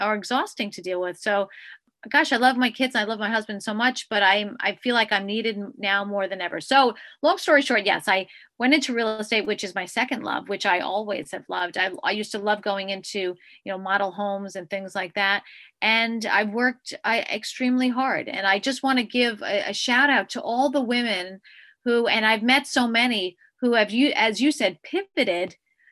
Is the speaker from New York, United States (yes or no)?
yes; Commack, New York, United States; I grew up on Long Island. I'm a Long Island girl. I grew up in Commack